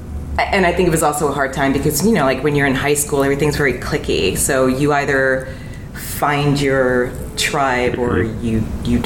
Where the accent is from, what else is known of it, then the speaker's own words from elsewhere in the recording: Texas, United States; moved away; also born or lived in New York; I was in Texas from 10